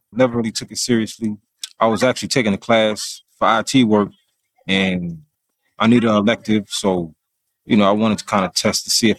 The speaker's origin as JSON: {"language": "English", "town": "Mount Pleasant", "region": "South Carolina", "country": "United States", "tie": "born or raised there", "also_born_or_lived": "Brooklyn, New York", "lives_now": "Rock Hill, United States"}